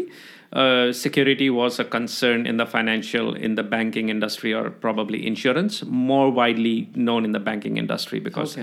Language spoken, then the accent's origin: English; Jakarta, Indonesia; moved away as an adult; also born or lived in Algeria; now in Australia; I did my school, my university education back in Jakarta.